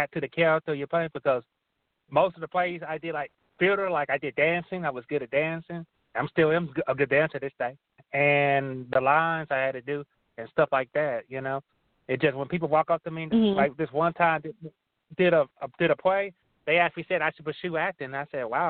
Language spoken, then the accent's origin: English; Memphis, Tennessee, United States; I was born and raised in Memphis, Tennessee